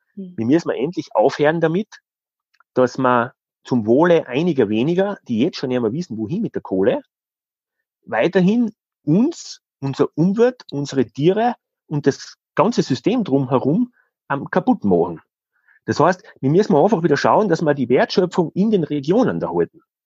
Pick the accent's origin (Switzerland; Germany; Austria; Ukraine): Austria; Styria; bei uns in der Steiermark ist, in der Nähe von Graz